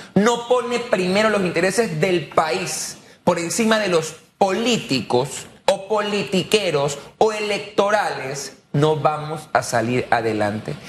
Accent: Panama; como panameño que me importa el país

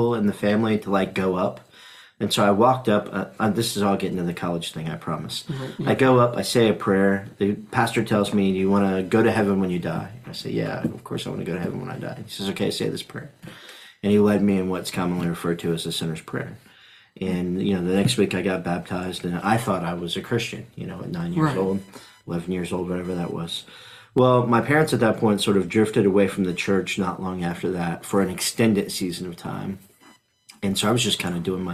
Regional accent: Indianapolis, Indiana, United States; now in Frankfort, United States; I was raised in Indianapolis on the south side

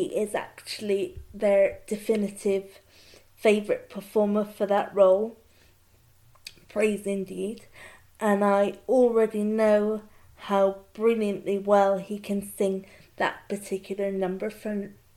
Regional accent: Bristol, South West England, United Kingdom; My hometown of Bristol

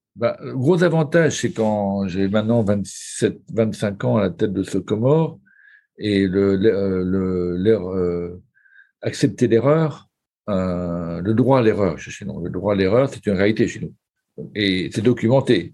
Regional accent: France; accent: Frenchie; avec mon accent de Frenchie

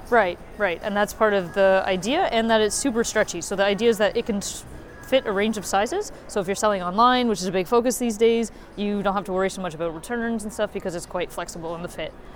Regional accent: Canada; now in Germany; my sister actually is my partner, and we're from Canada

